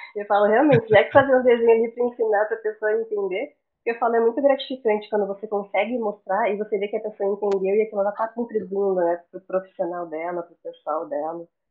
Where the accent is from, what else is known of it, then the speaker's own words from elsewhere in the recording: Florianópolis, Santa Catarina, Brazil; also born or lived in Curitiba, Paraná; eu sou de Curitiba, no Paraná, mas eu cresci em Florianópolis, na Ilha da Magia